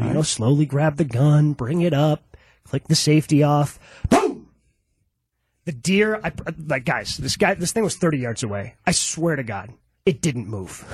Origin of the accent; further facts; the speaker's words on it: Horicon, Wisconsin, United States; I grew up in Horicon